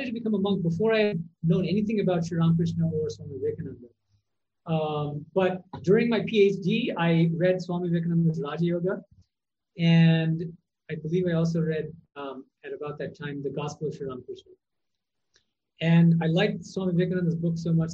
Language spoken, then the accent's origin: English; Boston, Massachusetts, United States; moved away as an adult; also born or lived in California; now in India; I was born and raised in Boston, Massachusetts.